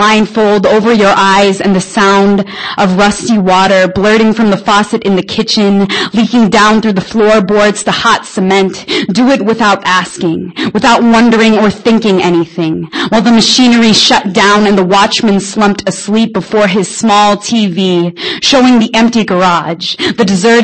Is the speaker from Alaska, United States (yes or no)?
no; Spokane, Washington, United States; I'm from Spokane. I run a little shindig called Broken Mic